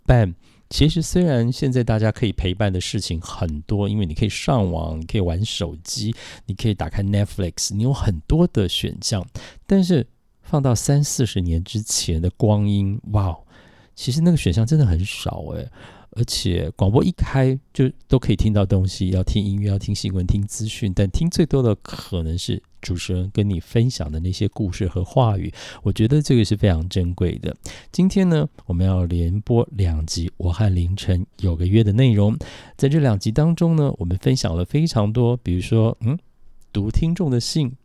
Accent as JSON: {"language": "Chinese", "town": "Taitung", "region": "Taitung County", "country": "Taiwan", "tie": "born or raised there", "said": "因为胡适小时候，四岁之前是在台湾的台东，就是我家乡长大的"}